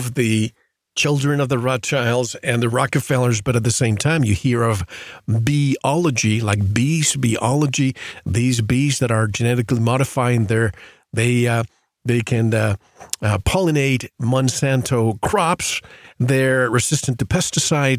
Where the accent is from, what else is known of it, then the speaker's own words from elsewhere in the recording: Puerto Rico; moved away; growing up in Puerto Rico